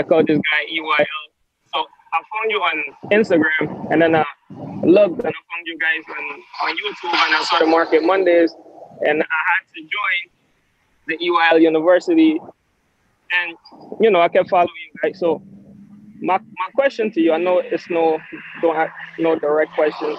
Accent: Guyana; now in Brooklyn, United States; I'm from Guyana, South America, but I've been living in Brooklyn now for the past 16 years.

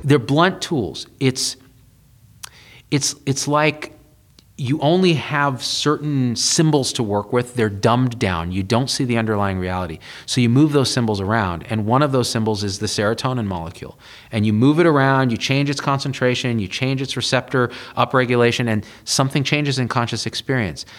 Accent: Central Valley of California, United States; also born or lived in Berkeley; I grew up in the Central Valley of California, super conservative place

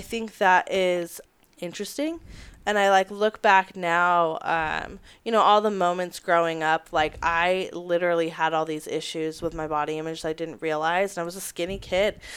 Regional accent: Las Vegas, Nevada, United States; I'm from Las Vegas originally, born and raised there

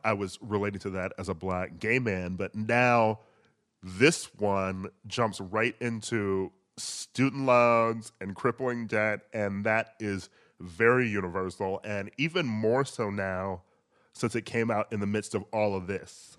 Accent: Milwaukee, Wisconsin, United States; moved away; I lived in Milwaukee.

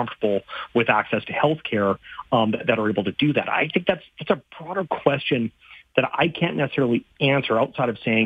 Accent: Saskatchewan, Canada; I grew up in Saskatchewan

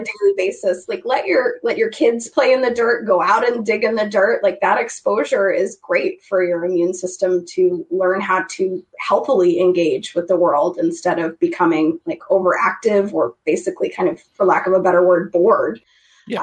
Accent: Idaho, United States; I grew up in Idaho. I grew up in a small town.

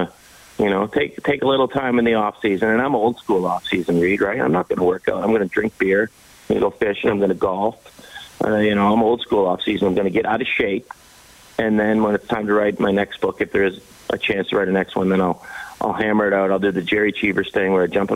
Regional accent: Nova Scotia, Canada; I grew up in Nova Scotia.

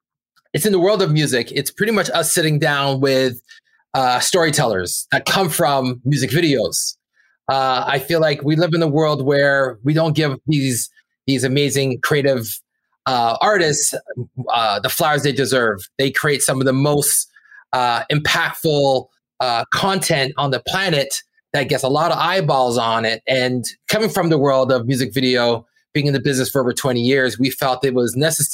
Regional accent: Brampton, Ontario, Canada; we're two kids from Brampton, Ontario, that went out to, you know, make art that broke out to the world

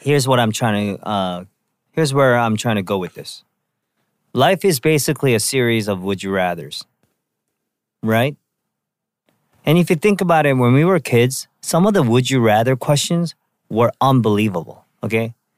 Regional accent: Vancouver, British Columbia, Canada; when I was a kid, um, growing up in Vancouver

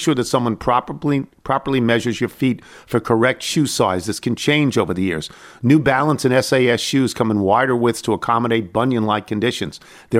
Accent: Canada; I'm a gal from Canada who cold-called Reggie Jackson's peeps

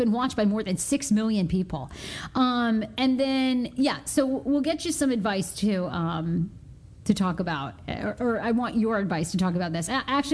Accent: Maine, United States; Well, you know, growing up in Maine, because my mom, we'll get her on this podcast in the next couple weeks again, too.

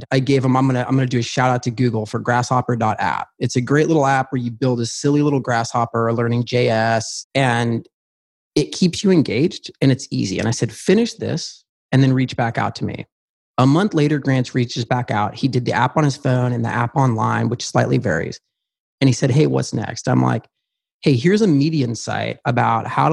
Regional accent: Oregon, United States; I grew up on a farm. I'm a redneck from Oregon

